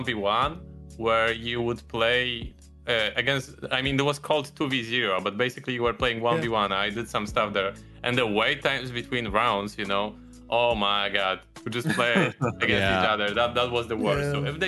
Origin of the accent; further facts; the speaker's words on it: Poland; I'm from Poland.